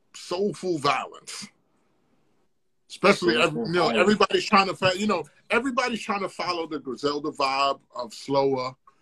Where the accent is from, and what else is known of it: Virginia, United States